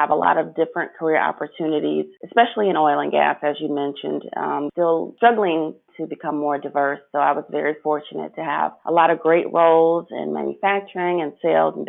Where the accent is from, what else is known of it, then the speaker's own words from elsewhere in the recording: Chicago, Illinois, United States; growing up in Chicago